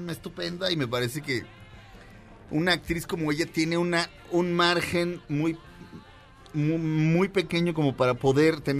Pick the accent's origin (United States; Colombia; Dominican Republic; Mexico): United States; Spanish is a second language; soy este gringo promedio.